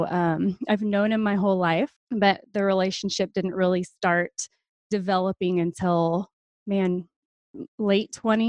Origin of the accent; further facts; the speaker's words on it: New Hampshire, United States; born there; now in Oklahoma, United States; I did not. No, I was born in New Hampshire. Military brat. We bounced around a lot and I got stuck here.